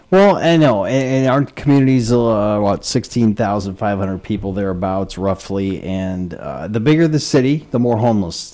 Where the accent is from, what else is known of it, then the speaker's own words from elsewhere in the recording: Spencer, Iowa, United States; now in Red Wing, United States; my hometown of Spencer, Iowa